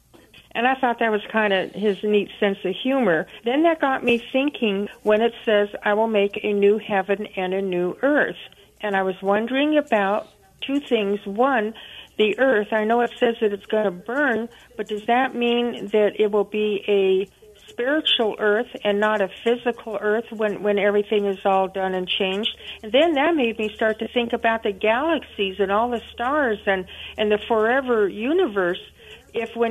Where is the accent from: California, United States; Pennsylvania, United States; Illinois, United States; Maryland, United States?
California, United States; Topanga; growing up in Topanga, California